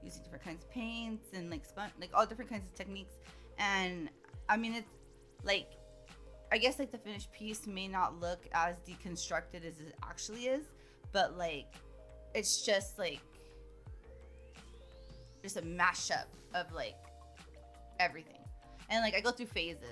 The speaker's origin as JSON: {"language": "English", "area": "Bay Area", "region": "California", "country": "United States", "tie": "born or raised there", "also_born_or_lived": "La Jolla, California / Escondido, California / Fairfield, California / Alameda, California", "moved": "as an adult", "lives_now": "Los Angeles, United States", "said": "we lived in Escondido till I was 9 and or 8, maybe, I don't know. And then like we moved to the Bay Area then"}